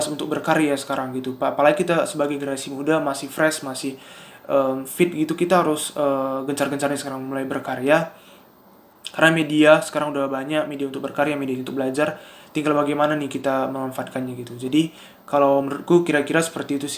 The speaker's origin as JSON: {"language": "Indonesian", "town": "Medan", "region": "North Sumatra", "country": "Indonesia", "said": "Aku seorang mahasiswa, uh, asalku dari Sumatera Utara, Medan."}